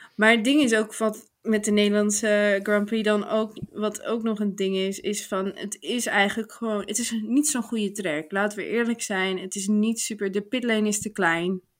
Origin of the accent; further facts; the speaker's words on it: Netherlands; ik uit Nederland kom